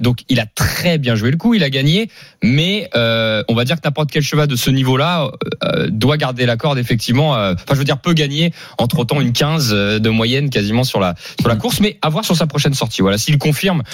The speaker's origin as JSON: {"language": "French", "region": "Normandy", "country": "France", "said": "je suis normand"}